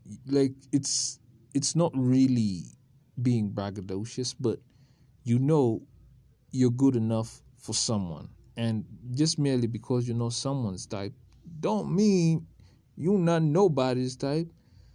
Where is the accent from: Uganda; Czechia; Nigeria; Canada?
Uganda; It's because when I was growing up in Uganda, they used to tell us